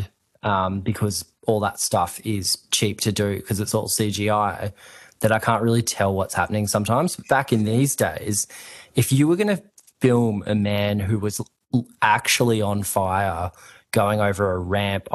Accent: Queensland, Australia; I grew up in Queensland

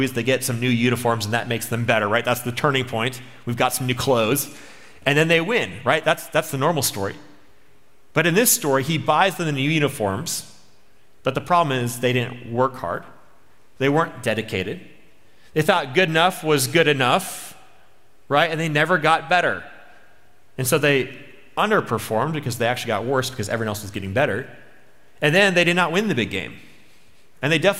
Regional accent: Minnesota, United States; I'm from Minnesota

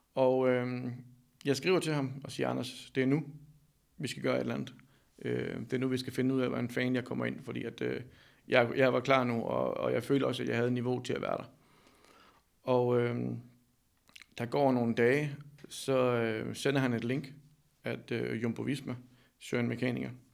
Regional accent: Denmark; also born or lived in Amsterdam; jeg tog hjem og fik et arbejde i en cykelforretning i Danmark

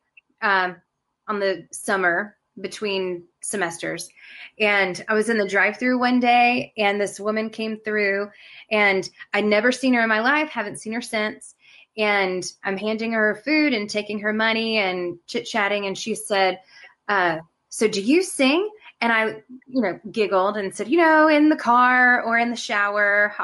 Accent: Nebraska, United States; moved away as an adult; also born or lived in North Carolina; now in South Carolina, United States; I live in South Carolina in the United States, but I was born in Nebraska. So I grew up in the church

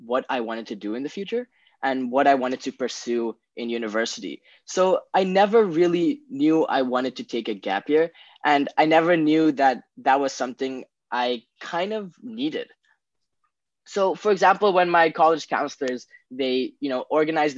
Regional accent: Bangkok, Thailand; I was born and raised in Bangkok, Thailand my entire life

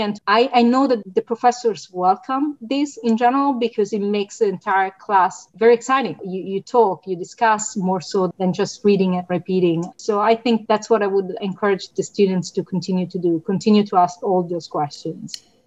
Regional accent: Italy; moved away as an adult; now in United States; My prior degrees, political science and, and, economics, were in my home country, Italy.

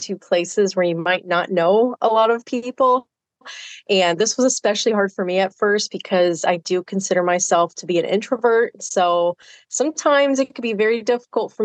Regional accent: South Texas, United States; I grew up in South Texas

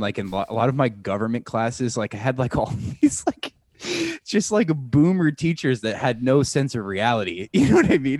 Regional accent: Omaha, Nebraska, United States; being from Omaha, we always would travel to either Des Moines or Kansas City

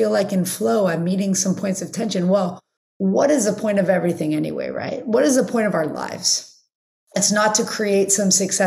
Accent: Los Angeles, California, United States; I grew up in the Valley. So living in Los Angeles, living not at the beach

